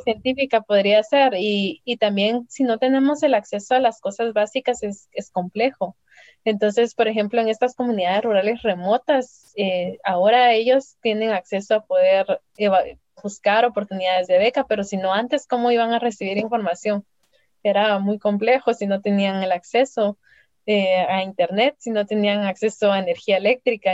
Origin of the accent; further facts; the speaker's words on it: San Juan Sacatepéquez, Guatemala Department, Guatemala; moved away; also born or lived in Spain / California; yo crecí no solo en el Milagro, sino en Ciudad Quetzal o cerca de Ciudad Quetzal, en un lugar que se llama San Francisco del Bosque